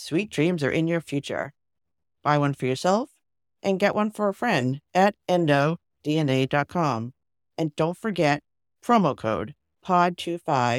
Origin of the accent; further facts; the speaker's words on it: Massachusetts, United States; we're from Massachusetts